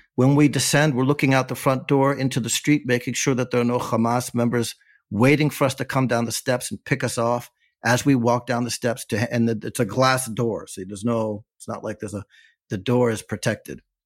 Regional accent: United States; now in Ofakim, Israel; I'm an American expat intellectual, right, and writer

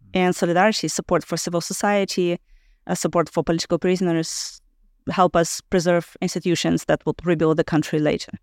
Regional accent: Belarus; moved away; also born or lived in Ukraine

